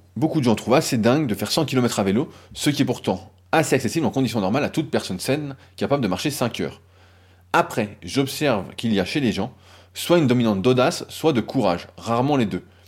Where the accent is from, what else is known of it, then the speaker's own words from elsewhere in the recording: France; on est français